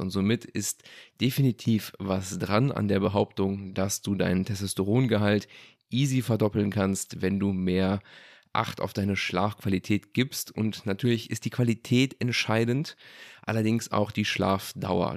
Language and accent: German; Germany; bei uns in Deutschland